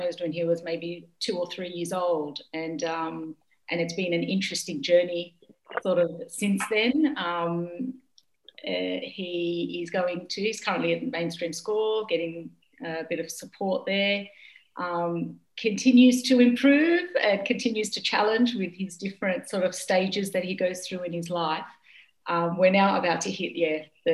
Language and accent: English; Australia; moved away as an adult; now in Qatar; I am from Australia. Egyptian background. I have been in Qatar now for 5 years